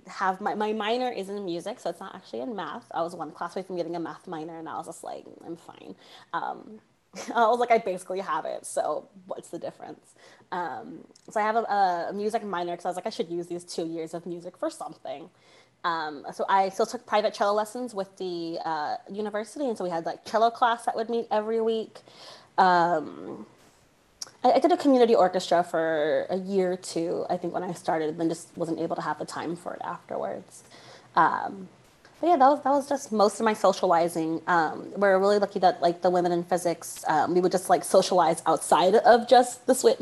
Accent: San Antonio, Texas, United States; also born or lived in Northern California; I grew up in San Antonio, Texas, which is still Central Texas

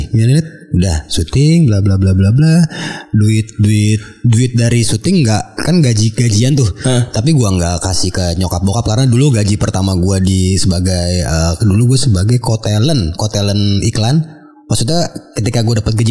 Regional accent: North Sumatra, Indonesia; gue orang Mandailing. Mandailing. Uh. Mandailing Natal tuh uh, kabupaten di Sumatera Utara, Tapanuli Selatan.

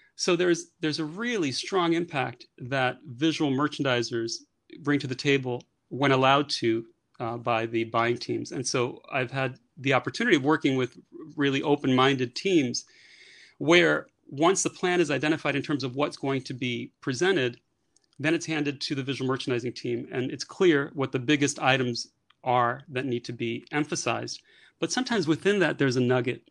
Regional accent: New York City, New York, United States; moved away as an adult; now in Paris, France; born and raised in New York, actually born and raised in the Bronx in New York

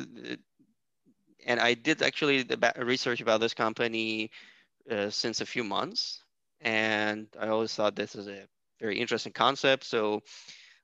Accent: Iran; my home country, which is Iran

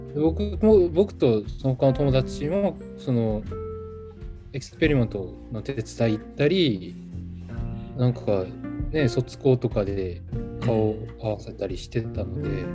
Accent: South Korea; Japanese is a second language; moved away as an adult; also born or lived in Japan; ここって僕の地元じゃないですか普通に今まで生きてきたとこ

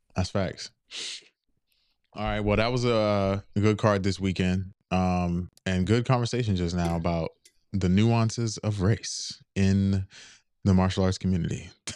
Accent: United States; accent: American; I live here in America. So, the first thing I'm gonna say is I'm American

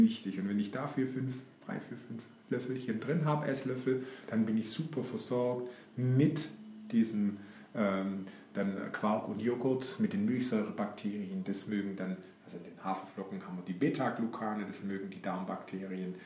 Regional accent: Black Forest, Baden-Württemberg, Germany; bei uns im Schwarzwald

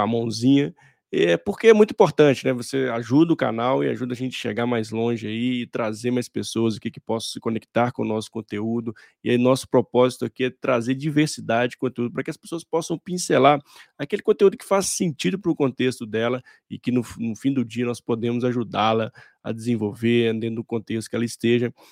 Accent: Minas Gerais, Brazil; accent: mineiro; meu sotaque, você, eh, com certeza ele é mineiro.

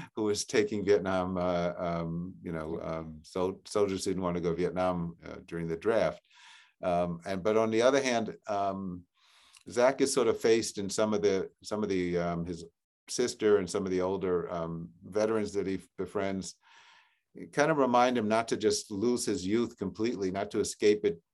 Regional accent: New York City, New York, United States; now in Newton, United States; I grew up in Regal Park, Forest Hills area, uh, near Queens Boulevard.

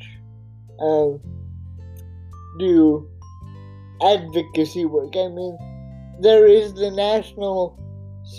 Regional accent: Oregon, United States; my home state of Oregon

